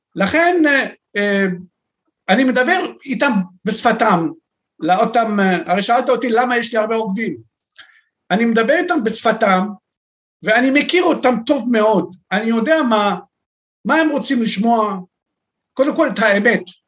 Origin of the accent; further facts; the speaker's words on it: Beirut, Beirut Governorate, Lebanon; moved away as an adult; now in Israel; אני, יליד לבנון, אנחנו מיהודי לבנון, שם גדלתי, למדתי בבית ספר נוצרי